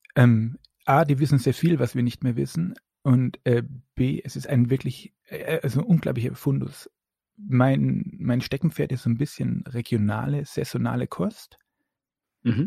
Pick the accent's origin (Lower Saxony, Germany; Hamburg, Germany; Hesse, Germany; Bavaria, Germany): Bavaria, Germany; Upper Franconia; ich bin ein Franke